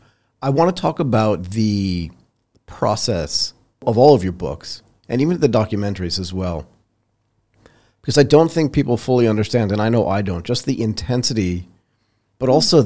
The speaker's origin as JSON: {"language": "English", "country": "United States", "said": "her mother's Japanese, I'm American, and we grew up in Tokyo and Thailand."}